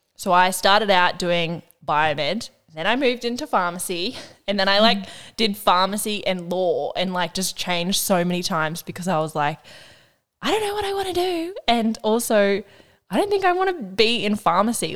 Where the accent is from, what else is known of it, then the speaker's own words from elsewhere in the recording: Burringbar, New South Wales, Australia; also born or lived in Ocean Shores; I lived there from when I was like born to I was five. And then I moved to Burringbar